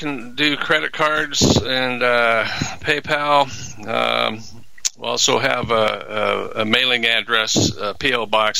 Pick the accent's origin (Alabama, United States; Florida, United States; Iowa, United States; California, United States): Iowa, United States; moved away as an adult; now in Texas, United States; I'm from Iowa. You know, I came from Iowa.